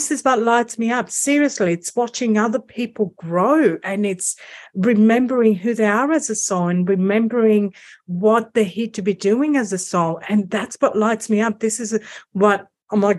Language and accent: English; Greece; I'm from Greece